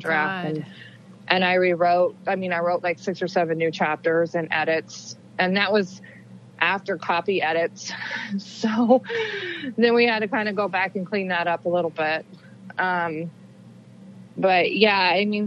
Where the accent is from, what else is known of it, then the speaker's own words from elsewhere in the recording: Wichita, Kansas, United States; the Wichita Eagle in Kansas, my hometown paper